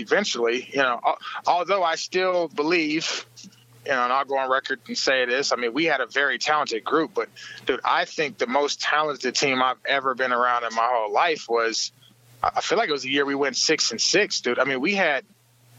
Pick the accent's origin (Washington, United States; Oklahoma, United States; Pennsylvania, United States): Oklahoma, United States; born or raised there; moved away as an adult; also born or lived in Kansas